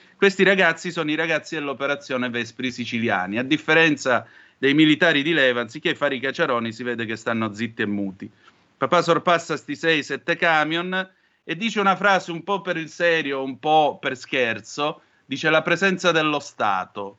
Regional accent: Calabria, Italy

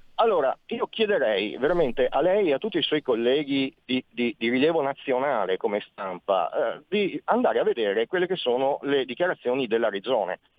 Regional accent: Veneto, Italy; come Veneto

